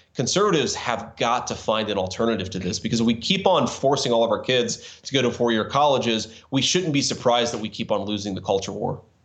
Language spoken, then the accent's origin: English; Cincinnati, Ohio, United States; we launched our VC firm in Cincinnati. You know, I'd been in VC the industry for a few years. I always wanted to do something in my hometown